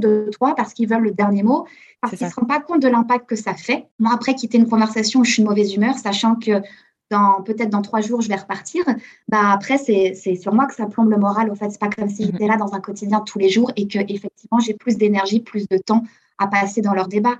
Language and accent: French; Chambéry, Auvergne-Rhône-Alpes, France; moved away as an adult; also born or lived in New York / Hong Kong; now in Toronto, Canada; je suis originaire de Savoie, dans une ville qui s'appelle Chambéry, les Alpes.